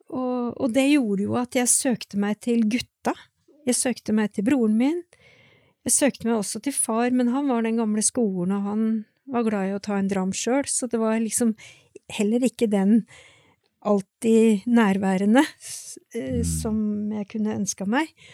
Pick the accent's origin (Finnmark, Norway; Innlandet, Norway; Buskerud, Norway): Innlandet, Norway; Sjusjøen; jeg vokste opp på Sjusjøen